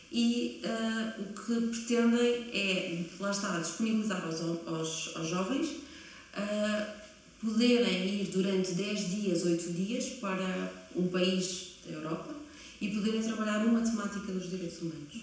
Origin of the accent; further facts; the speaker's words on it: Coimbra, Centro, Portugal; also born or lived in Berlin; eu nasci em Coimbra e estudei aqui em Coimbra sempre.